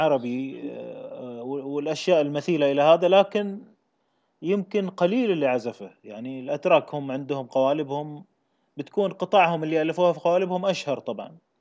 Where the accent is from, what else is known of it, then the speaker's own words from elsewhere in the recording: Kuwait; انا ككويتي